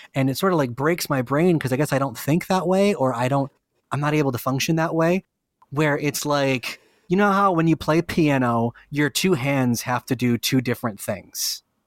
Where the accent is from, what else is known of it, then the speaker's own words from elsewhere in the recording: Lynn, Massachusetts, United States; I'm from Lynn